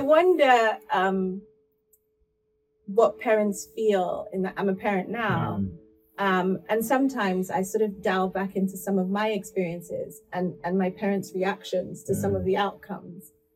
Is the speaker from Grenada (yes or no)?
no; Port Harcourt, Rivers State, Nigeria; now in United Kingdom; I was born in Port Harcourt. I grew up in Port Harcourt.